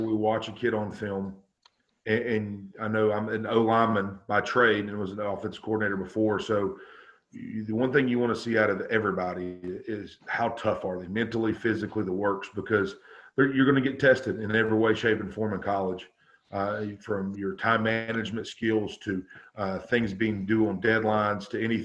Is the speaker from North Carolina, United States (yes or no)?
yes; North Carolina, United States; moved away as an adult; now in Quincy, United States; I'm originally from North Carolina, and I've been here for going on 10 years.